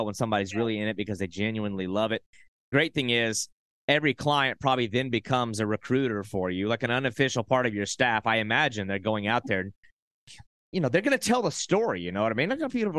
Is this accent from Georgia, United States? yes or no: no; South Carolina, United States; born there; also born or lived in Arkansas / Oklahoma / Texas; now in Florida, United States; I'm a Florida transplant. I was born in South Carolina, lived in Arkansas, Oklahoma, Texas, all mm-hmm. over the place.